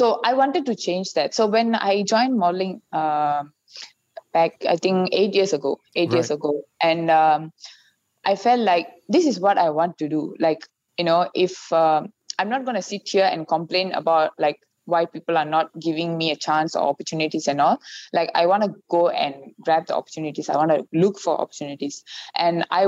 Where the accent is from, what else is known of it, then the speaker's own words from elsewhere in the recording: Malaysia; I'm Indian. I'm Malaysian